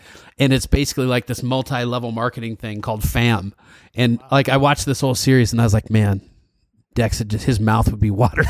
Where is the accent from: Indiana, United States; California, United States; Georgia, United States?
California, United States; Northern; I am from California, actually.